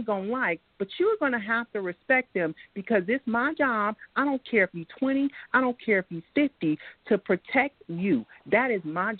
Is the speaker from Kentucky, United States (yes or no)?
no; Los Angeles, California, United States; now in Concord, United States; I was born and raised in Los Angeles, California. I came to very small Concord, North Carolina, one mall.